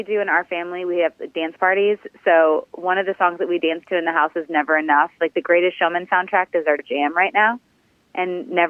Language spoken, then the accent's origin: English; 40 minutes northeast of Detroit, Michigan, United States; now in Nashville, United States; I was born in Detroit, but I can't say I'm from Detroit, even though I like to give me like some street cred, but I'm from 40 minutes northeast.